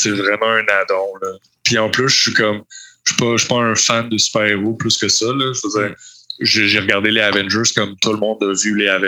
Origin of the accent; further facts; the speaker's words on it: Montreal, Quebec, Canada; Oui, oui, je viens de Montréal. J'ai pas mal toujours habité à Montréal.